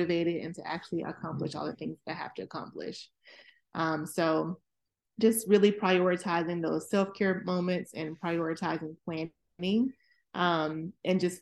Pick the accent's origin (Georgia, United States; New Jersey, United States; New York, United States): Georgia, United States; Atlanta; moved away as an adult; now in Maryland, United States; I'm originally from Atlanta, Georgia, and I currently reside in the Maryland, greater Washington, DC area, where I've been for about 17 years